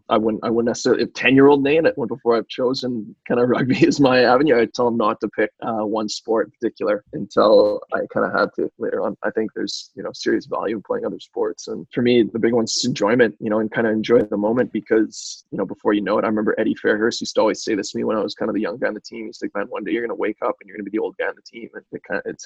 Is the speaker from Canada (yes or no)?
yes; Canada; us as Canadian rugby players.